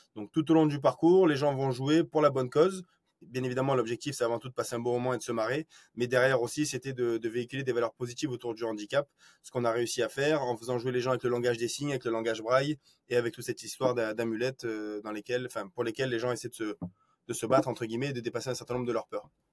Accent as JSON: {"language": "French", "town": "Marseille", "region": "Provence-Alpes-Côte d'Azur", "country": "France", "tie": "born or raised there", "also_born_or_lived": "Rennes", "moved": "as an adult", "said": "sur Marseille, qui est euh, bah, moi ma, ville natale"}